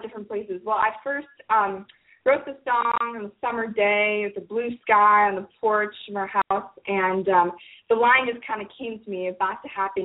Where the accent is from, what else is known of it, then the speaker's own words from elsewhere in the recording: Cincinnati, Ohio, United States; now in Nashville, United States; I'm from Ohio